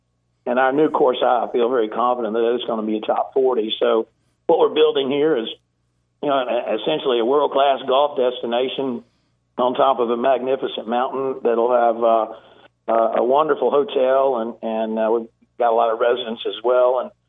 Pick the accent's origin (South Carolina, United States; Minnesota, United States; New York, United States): South Carolina, United States; also born or lived in East Tennessee; So I'm originally from East Tennessee, just a little north of Chattanooga, where I was born, and I have a lot of friends and family in the area, and it's where I first started playing golf, and we moved over to South Carolina at a pretty young age, and grew up competing in golf tournaments there